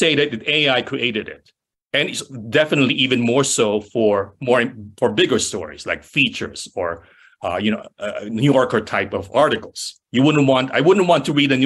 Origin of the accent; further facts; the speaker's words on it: Philippines; moved away as an adult; also born or lived in San Francisco; now in United States; I'm from the Philippines.